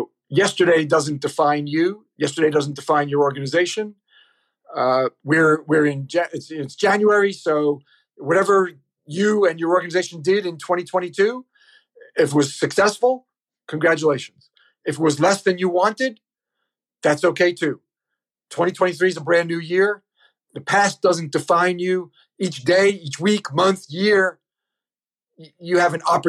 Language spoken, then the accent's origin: English; New York City, New York, United States; I'm from New York City